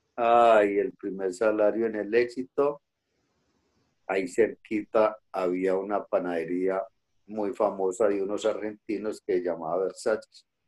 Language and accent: Spanish; Bello, Antioquia, Colombia; now in Medellín, Colombia; yo vengo de un barrio en el municipio de Bello, departamento de Antioquia, país de Colombia. Ese barrio se llama Niquía.